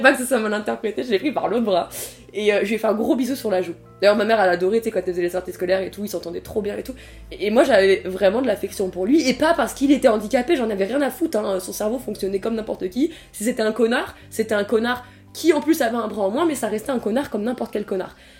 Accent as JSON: {"language": "French", "town": "Tours", "region": "Centre-Val de Loire", "country": "France", "tie": "born or raised there", "said": "je viens de Tours et à Tours il y avait beaucoup de réfugiés politiques d'asile et tout ça et du coup j'ai grandi avec toutes les nationalités"}